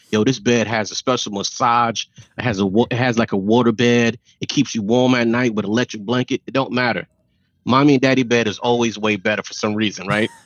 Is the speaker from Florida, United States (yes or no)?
yes; Miami, Florida, United States; growing up in Miami